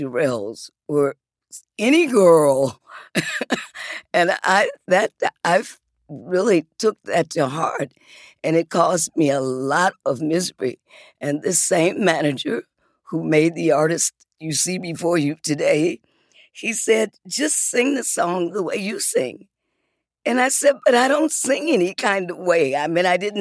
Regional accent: Detroit, Michigan, United States; also born or lived in Muskegon, Michigan; when we got to Detroit, we hadn't gotten to the area where we eventually wound up with me across the street from, across the alley from …

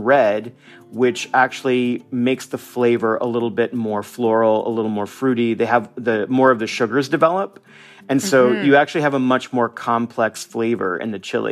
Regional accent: United States; moved away as an adult; now in Mazatlan, Mexico; I'm a Mexican-American. I am an American.

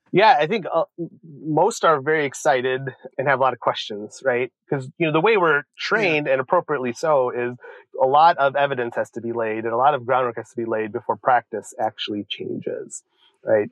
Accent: Joliet, Illinois, United States; when I was around six or seven growing up in Joliet, Illinois

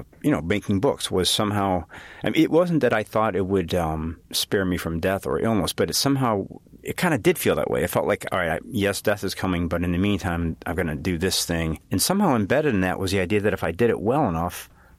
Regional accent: Chicago, Illinois, United States; I'm from Chicago, so I kind of know the grid

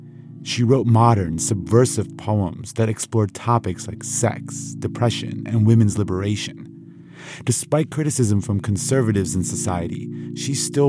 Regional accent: Iran; moved away; I was born in Iran and still have many connections there.

